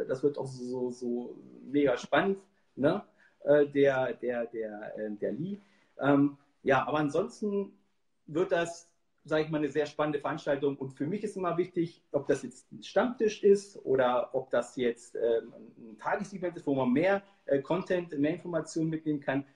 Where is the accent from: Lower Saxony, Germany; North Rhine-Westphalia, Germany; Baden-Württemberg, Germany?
Lower Saxony, Germany; Hanover, Hildesheim region; ich komme ja aus der Region Hannover, Hildesheim